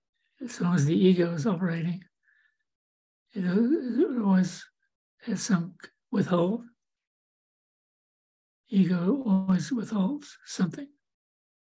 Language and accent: English; New Zealand; moved away as an adult; also born or lived in Santa Rosa, California / Davenport, Iowa; now in United States; growing up in New Zealand